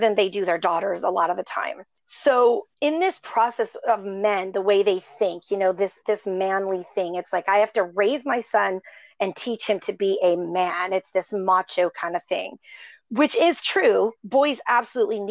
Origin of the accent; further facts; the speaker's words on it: Upper Michigan, United States; I was raised in Michigan, a very small town in Upper Michigan